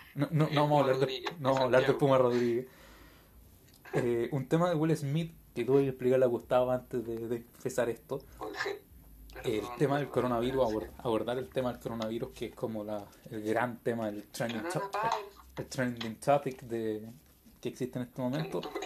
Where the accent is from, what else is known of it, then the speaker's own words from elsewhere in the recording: Chile; somos de Chile. Eh, creo que eso todo por nuestro acento y por nuestra forma de hablar